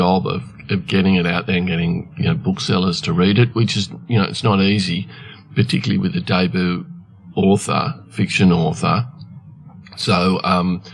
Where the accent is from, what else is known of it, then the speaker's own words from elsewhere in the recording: Canberra, Australian Capital Territory, Australia; also born or lived in Tasmania / Bathurst; I grew up in Canberra. I was born in Tasmania, but grew up in Canberra